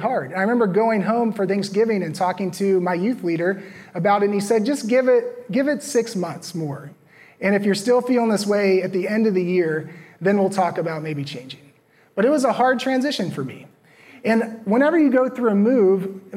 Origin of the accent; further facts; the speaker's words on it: Virginia, United States; moved away as an adult; also born or lived in Los Angeles / Minnesota / Arizona; now in Raleigh, United States; I grew up in Virginia